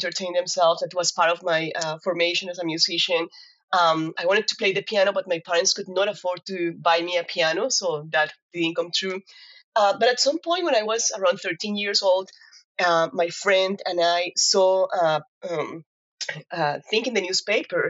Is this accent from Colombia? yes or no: yes; Cali, Valle del Cauca, Colombia; moved away as an adult; also born or lived in Kansas, United States; now in Fayetteville, United States; I am from Colombia, and I grew up in a very, very musical family. I'm actually from Cali, which is la capital de la salsa